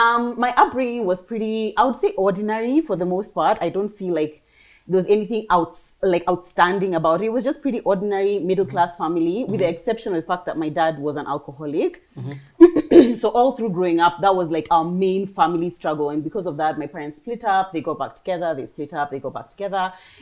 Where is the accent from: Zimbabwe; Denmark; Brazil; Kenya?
Kenya; now in United Kingdom; So I grew up in Kenya through and through.